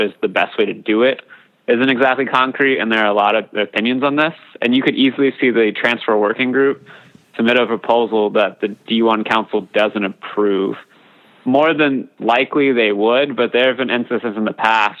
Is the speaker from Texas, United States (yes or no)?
yes; hometown of Navarro Community College, Texas, United States; Navarro Community College in my hometown